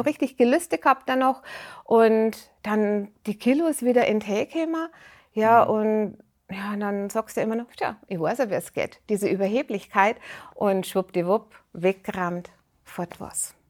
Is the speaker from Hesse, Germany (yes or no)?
no; Rosenheim, Bavaria, Germany; Bayern, Rosenheim. ja, ja, also ich rede jetzt ganz einfach Dialekt